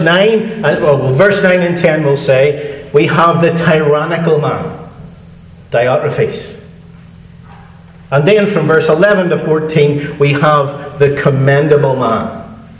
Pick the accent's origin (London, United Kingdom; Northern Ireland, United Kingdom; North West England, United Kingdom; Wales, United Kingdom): Northern Ireland, United Kingdom; I'm from Northern Ireland